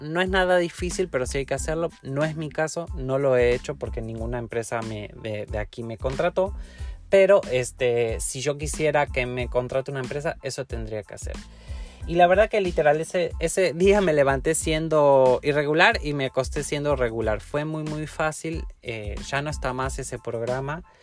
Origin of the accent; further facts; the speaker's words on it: Argentina; moved away as an adult; now in Mexico; yo salí de Argentina e ingresé a México como turista